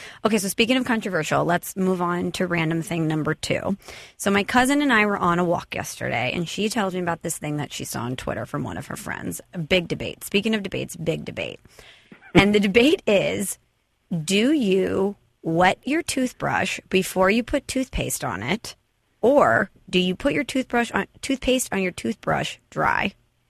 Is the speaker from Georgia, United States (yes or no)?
no; Illinois, United States; So obviously I'm from Illinois, went to Illinois.